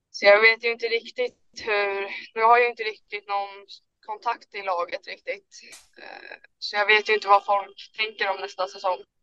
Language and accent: Swedish; Haninge, Stockholm County, Sweden; jag är från Haninge i början